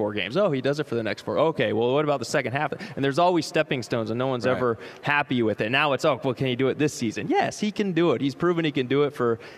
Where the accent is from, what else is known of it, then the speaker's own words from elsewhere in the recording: Seattle, Washington, United States; I'm from Seattle, grew up a Hawks fan.